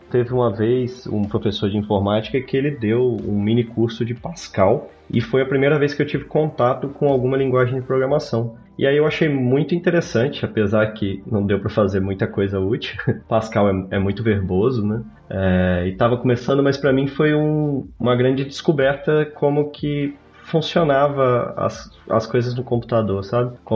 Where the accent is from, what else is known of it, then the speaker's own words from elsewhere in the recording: Marilândia, Espírito Santo, Brazil; now in Barcelona, Spain; Mas eu sou, eu sou de uma cidade do interior do Espírito Santo, de 10 mil habitantes, se chama Marilândia. E lá a cultura muito forte é cafeicultura.